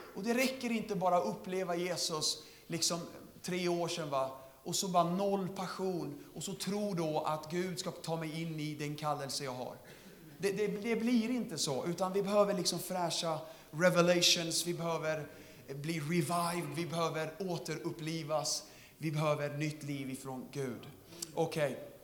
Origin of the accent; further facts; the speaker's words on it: Södertälje, Stockholm County, Sweden; Jag är från Södertälje.